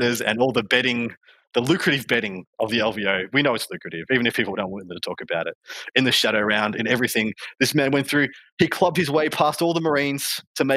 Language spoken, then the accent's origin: English; Australia; I'm from Australia